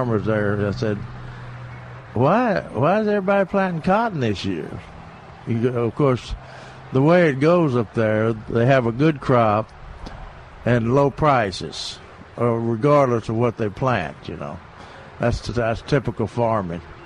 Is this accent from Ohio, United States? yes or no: no; near Memphis, Tennessee, United States; now in Texas, United States; When I say Tennessee, I mean my hometown there, right outside of Memphis.